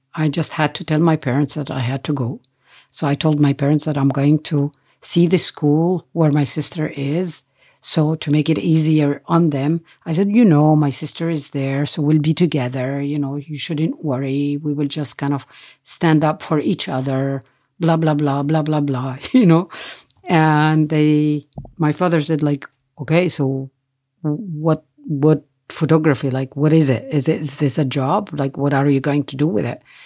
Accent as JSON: {"language": "English", "town": "Nazareth", "region": "Northern District", "country": "Israel", "tie": "born or raised there", "said": "I was born in Nazareth"}